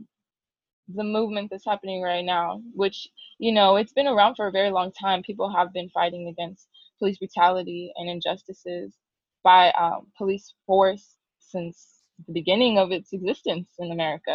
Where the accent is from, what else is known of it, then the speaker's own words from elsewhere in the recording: Chula Vista, California, United States; moved away as an adult; also born or lived in Los Angeles; I am from San Diego, Chula Vista. Not born and raised, but I lived there for a majority of my life.